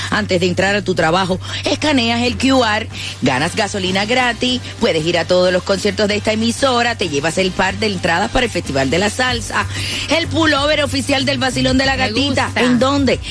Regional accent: Puerto Rico; soy boricua

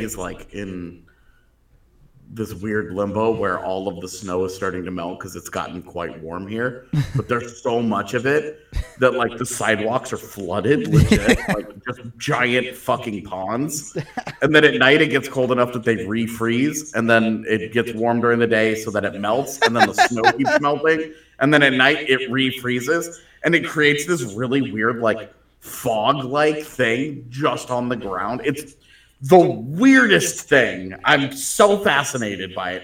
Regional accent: Katy, Texas, United States; growing up in Katy

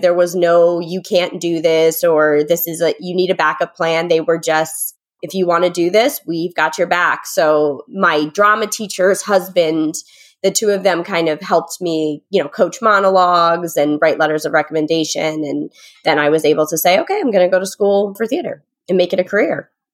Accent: Connecticut, United States; moved away as an adult; also born or lived in New York City; now in New York, United States; I'm from Connecticut

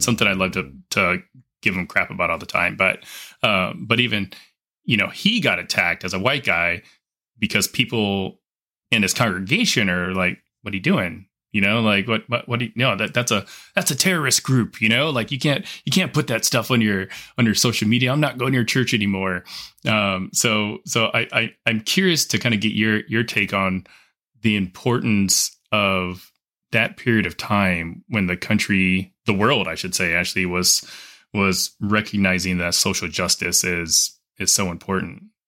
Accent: Los Angeles, California, United States; I grew up in Southern California. Um, I went to public school in L

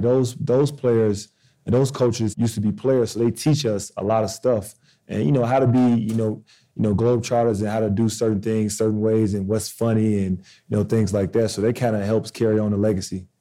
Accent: Chicago, Illinois, United States; moved away; I grew up in Chicago

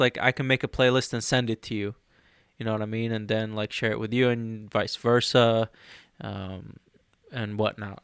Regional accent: Egypt; moved away; I'm from Egypt.

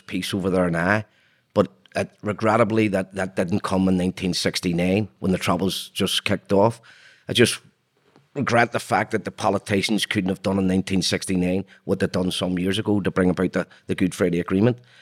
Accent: Belfast, Northern Ireland, United Kingdom; I was born in Belfast in nineteen sixty-three.

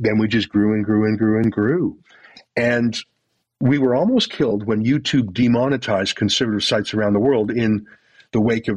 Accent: Canada; I'm Canadian

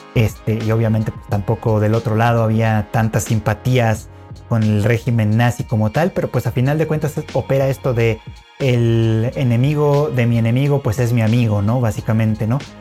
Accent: Mexico; nosotros como occidentales, como extranjeros, como mexicanos, latinoamericanos

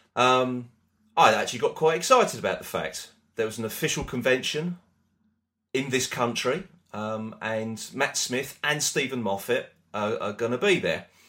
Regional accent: United Kingdom; We're British

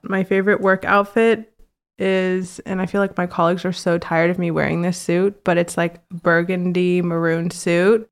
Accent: Virginia, United States; also born or lived in Washington, D.C.; now in New York, United States; I grew up in Virginia

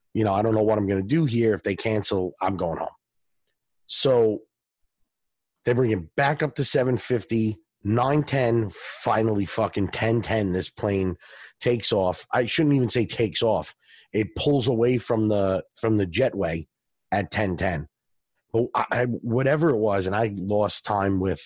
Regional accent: Long Island, New York, United States; I'm from Long Island. I grew up there, spent a ton of time in the city, in the boroughs

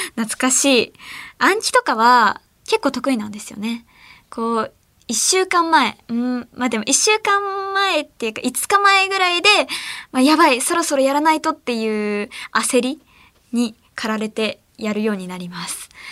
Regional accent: Ehime, Japan; 私愛媛県出身

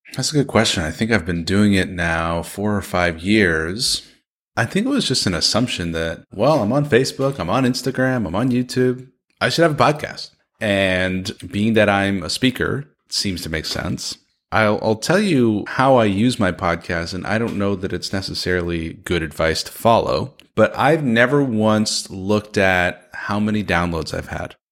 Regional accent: San Francisco, California, United States; Grew up in San Francisco, California, son of a Persian immigrant

